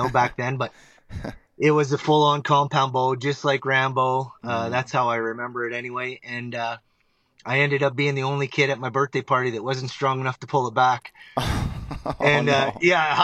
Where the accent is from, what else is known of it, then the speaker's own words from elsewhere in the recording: Northern Ontario, Canada; moved away as an adult; now in Alberta, Canada; I grew up in Northern Ontario. I now reside and have resided out in Alberta, Canada.